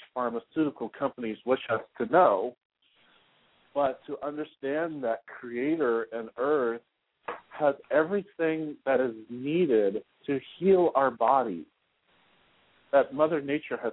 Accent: Concord, California, United States; moved away as an adult; also born or lived in Walnut Creek, California / Sunnyvale, California / San Jose, California; now in Tampa Bay, United States; I was born and raised in Concord, California

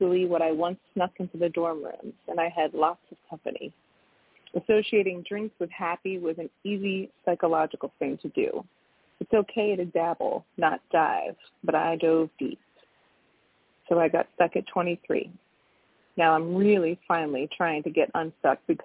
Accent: Connecticut, United States; now in Washington, D.C., United States; I'm originally from Connecticut, but I've lived in D.C. for like 28 years

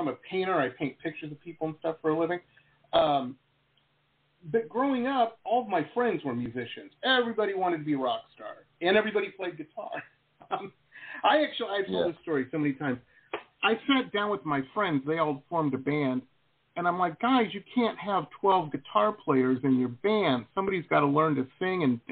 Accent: Detroit, Michigan, United States; moved away as an adult; also born or lived in Boston / West Coast; now in Florida, United States; I'm from Detroit

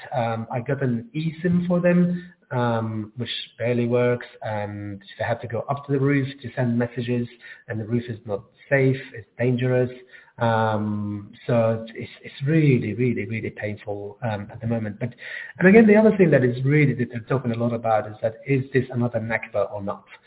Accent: Gaza, Gaza Strip, Palestine; now in London, United Kingdom; I grew up in Gaza and I moved to London in 2002

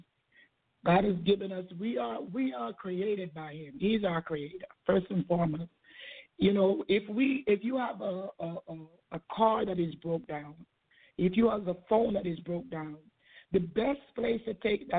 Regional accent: Jamaica; now in United States; I came from Jamaica. My parents had 12 children, and I'm the last one of 12

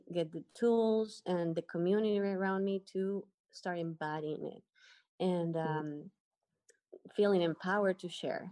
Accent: Ecuador; moved away as an adult; now in Dominican Republic; I am from Ecuador, and I just moved to the Dominican Republic a little bit over a month ago.

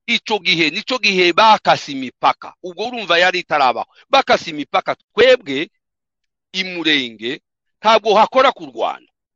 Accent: South Kivu, DR Congo; ntabwo turi abarwanda fone no turaba turaba turi abanyekongo

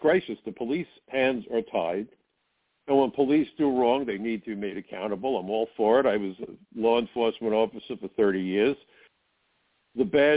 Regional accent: United States; I'm first-generation American. My mom came here ahead of the Holocaust.

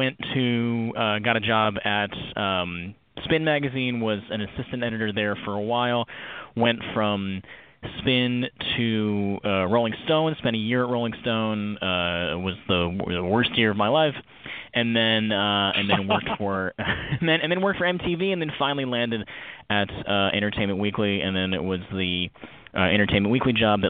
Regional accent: Connecticut, United States; I am originally from, I grew up in suburban Connecticut.

